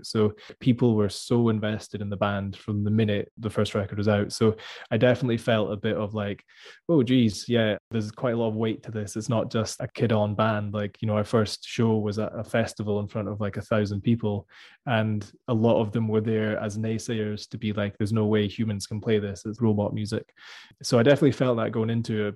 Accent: Scotland, United Kingdom

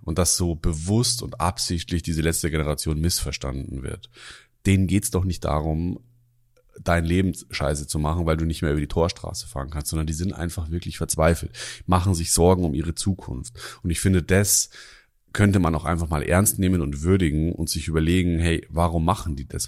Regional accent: Germering, Bavaria, Germany; Germering, wo ich herkomme

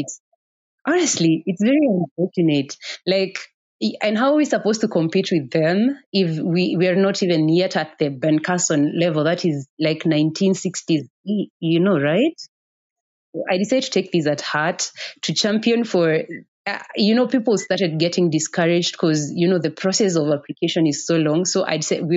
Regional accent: Othaya, Nyeri County, Kenya; Growing up in Othaya, actually, I studied up in Othaya Girls.

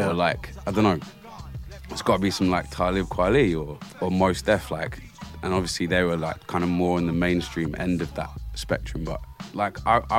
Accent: Bristol, South West England, United Kingdom; accent: Bristol; Can you not tell with my strong Bristol accent?

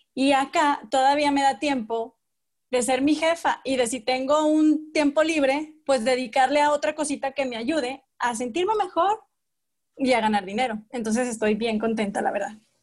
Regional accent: Torreón, Coahuila, Mexico; yo soy de Torreón

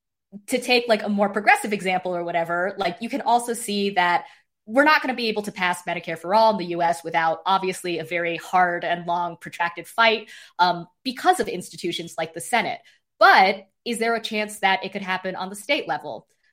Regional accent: Idaho, United States; I'm from Idaho

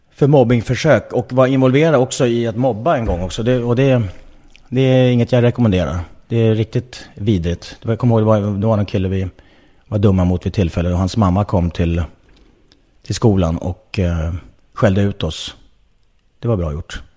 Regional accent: Nacka, Stockholm County, Sweden; jag är född i Nacka utanför Stockholm

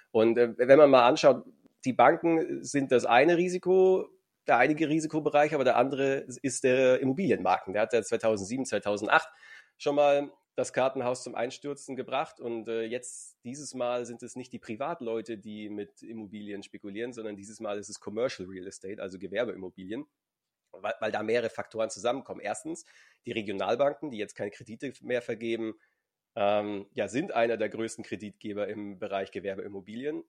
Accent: Altötting, Bavaria, Germany; Ich komme ja aus Altötting

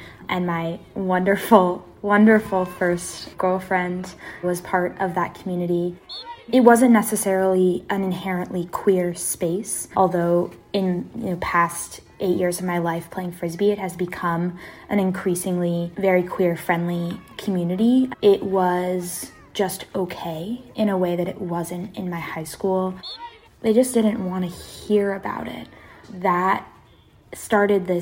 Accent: Seattle, Washington, United States; born or raised there; also born or lived in East Coast (Wesleyan University)

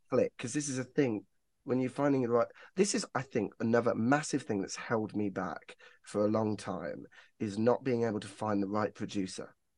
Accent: Northampton, East Midlands, United Kingdom; I'm from Northampton

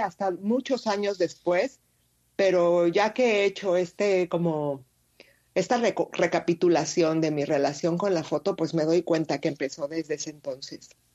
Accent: Mexico City, Mexico; moved away as an adult; also born or lived in Querétaro / Quebec; yo nací en Ciudad de México. Sí. Eh, y bueno, yo vivía ahí hasta casi los 15 años

